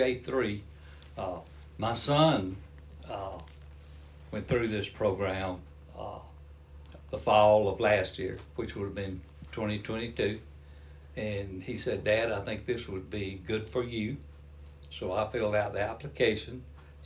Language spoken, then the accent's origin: English; Georgia, United States; accent: Southern; I'm from Georgia